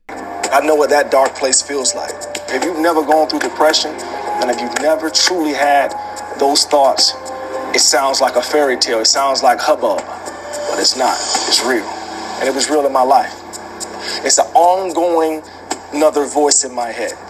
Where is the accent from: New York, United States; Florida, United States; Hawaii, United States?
Florida, United States; Jacksonville; moved away as an adult; this young green cat out of Jacksonville, Florida